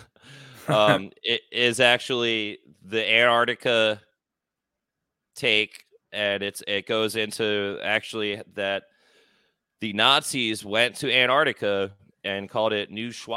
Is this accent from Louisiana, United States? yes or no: no; Philadelphia, Pennsylvania, United States; moved away; also born or lived in South Florida; I'm originally from Philadelphia